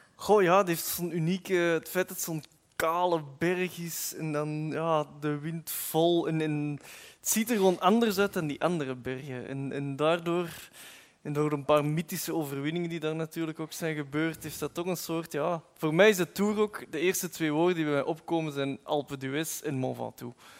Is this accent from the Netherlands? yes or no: no; Flanders, Belgium; het kan niet anders als Vlaming